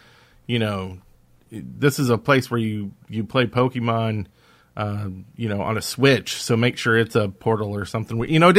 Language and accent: English; Alabama, United States; I grew up just ingrained in Alabama around here with my family and parents.